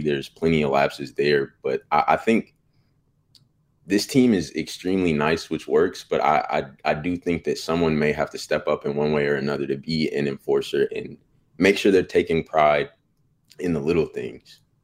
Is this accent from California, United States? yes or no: yes; Bay Area, California, United States; now in Sacramento, United States; I'm from the Bay Area, um, so I got to see Warriors growing up